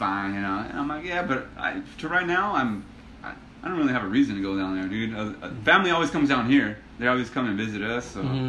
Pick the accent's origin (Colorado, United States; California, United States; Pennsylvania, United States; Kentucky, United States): California, United States; Ontario; also born or lived in Los Angeles, California / Compton, California; we were there till I was four. And then we moved here to Ontario, so I've been here ever since, since 89.